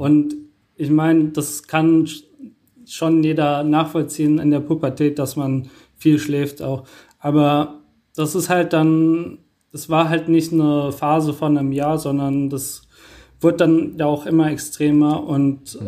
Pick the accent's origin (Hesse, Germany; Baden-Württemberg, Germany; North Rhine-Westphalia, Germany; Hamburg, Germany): Hesse, Germany; Wiesbaden; also born or lived in Mainz / Rheingau; ich bin in Wiesbaden geboren und ähm, habe dann eine lange Zeit in Mainz gewohnt.